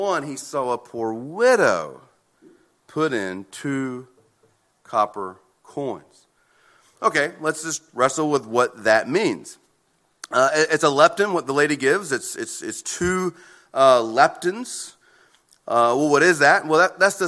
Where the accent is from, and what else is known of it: United States